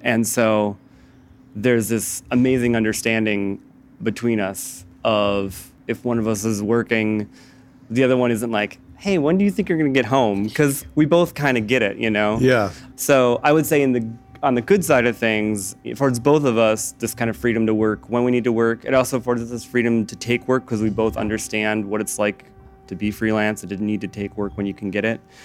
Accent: Midwest, United States; I'm from the Midwest, I tend towards being anxious

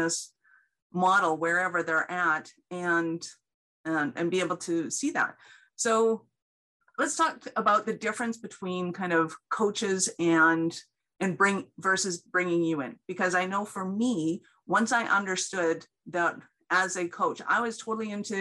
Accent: Canada; I'm Canadian

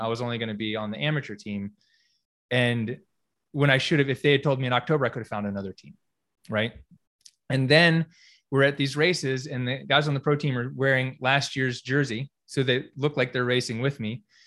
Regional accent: Greensboro, North Carolina, United States; moved away as an adult; also born or lived in California; I grew up here in Greensboro

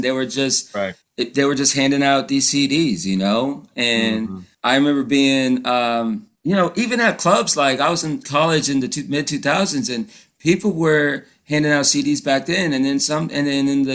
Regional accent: East Coast, United States; I'm from the East Coast.

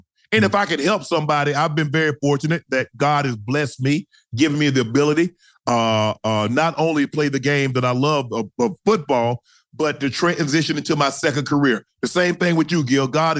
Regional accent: Glennville, Georgia, United States; moved away; for the longest time, I was from Glenville, Georgia.

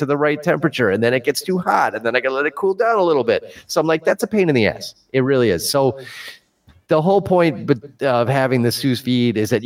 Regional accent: Chicago, Illinois, United States; I'm from Chicago and we talk Chicago.

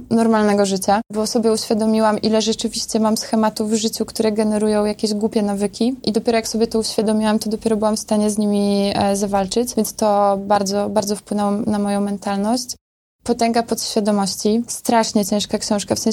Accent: Podlaskie Voivodeship, Poland; No ja jestem ze wsi, wiecie, z takiej wsi pod Białorusią, gdzie tam kompletnie nic nie ma i żubry sobie chodzą przez drogę.

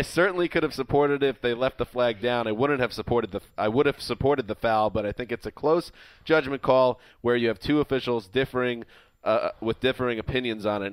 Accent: New York, United States; I'm from New York

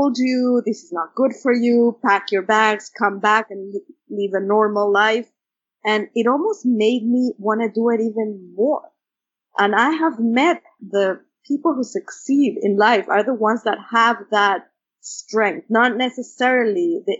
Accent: Mexico City, Mexico; English is a second language; moved away; when I was growing up in Mexico City

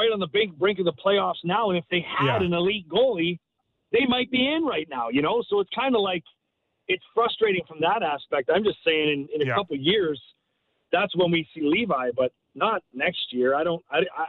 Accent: St. Catharines, Ontario, Canada; now in Buffalo, United States; I'm a Canadian kid. I grew up in St. Catharines

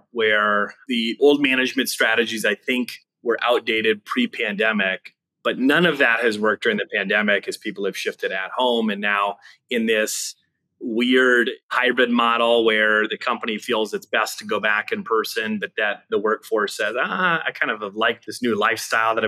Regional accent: Wisconsin, United States; moved away as an adult; now in Austin, United States; I grew up in the Wisconsin area. And we just relocated about 8 months ago down to Austin, Texas

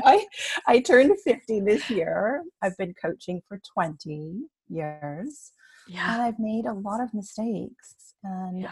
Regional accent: Canada; my parents are from Taiwan, and I was born here in Canada

